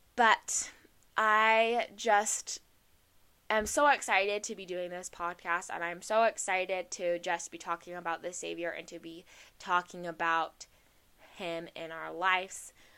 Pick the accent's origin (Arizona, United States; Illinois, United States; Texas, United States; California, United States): Arizona, United States; I'm from Arizona